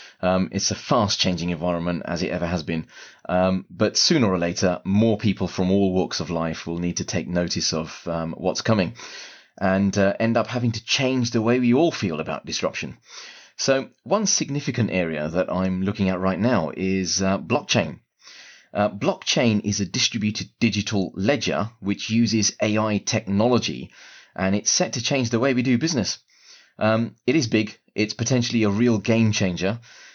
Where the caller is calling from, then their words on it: London, United Kingdom; I'm speaking from London right now.